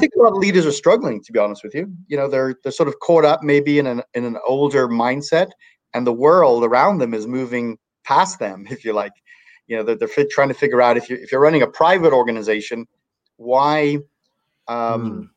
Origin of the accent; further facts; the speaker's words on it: Ireland; now in Northern California, United States; I was born in Ireland